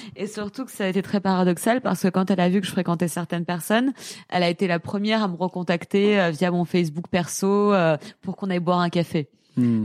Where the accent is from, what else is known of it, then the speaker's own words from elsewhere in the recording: Paris, Île-de-France, France; je suis parisienne